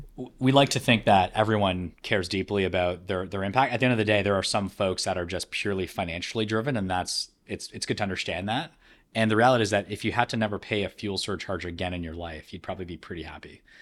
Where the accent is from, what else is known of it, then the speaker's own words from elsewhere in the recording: Canada; being born and raised in Canada